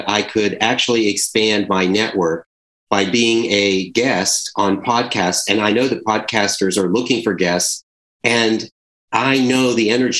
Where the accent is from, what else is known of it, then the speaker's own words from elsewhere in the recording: Charleston, South Carolina, United States; I'm from Charleston, South Carolina